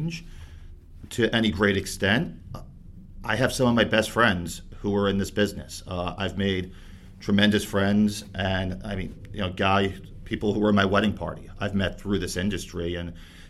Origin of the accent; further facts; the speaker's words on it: Bayonne, New Jersey, United States; grew up in Bayonne, New Jersey